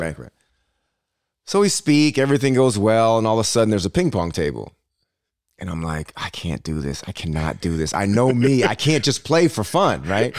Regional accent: Berkeley, California, United States; moved away as an adult; also born or lived in Michigan; I grew up in Berkeley, California

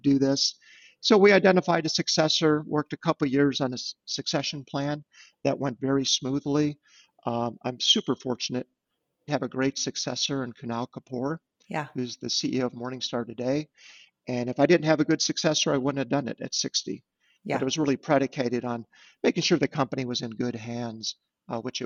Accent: Munster, Indiana, United States; now in Chicago, United States; growing up in Munster

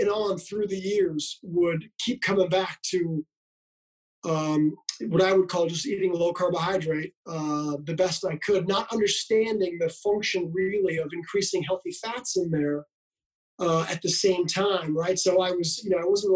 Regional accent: Canada; I grew up in Canada

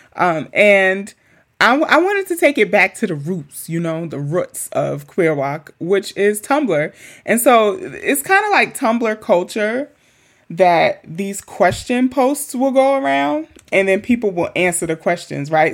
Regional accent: New York City, New York, United States; I have nothing but amazing memories growing up in Queens

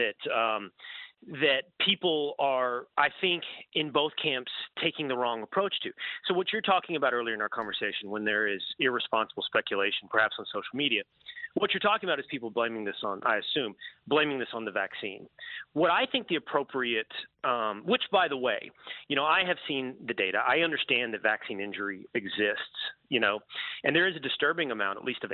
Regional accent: Texas, United States; I'm from Texas, and I readily own up to all of my Texas-based biases

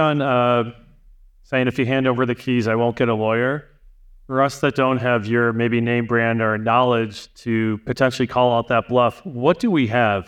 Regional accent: Canada; I'm from Canada

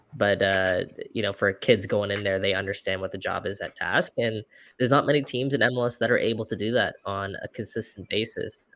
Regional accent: Toronto, Ontario, Canada; we're from Toronto

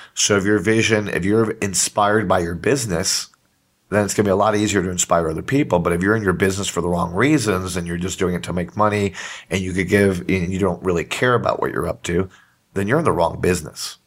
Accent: Puerto Rico; I'm from Puerto Rico

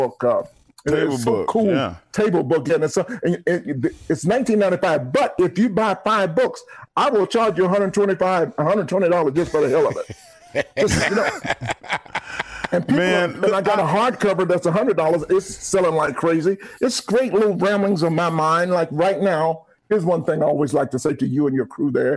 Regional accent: Atlanta, Georgia, United States; growing up in Atlanta and how poor we were.

